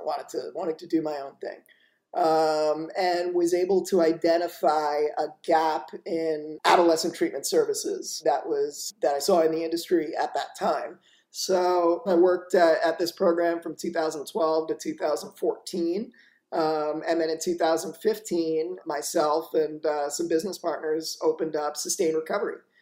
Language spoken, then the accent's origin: English; Boca Raton, Florida, United States; also born or lived in New York; i was born in new york and then grew up in uh, boca raton florida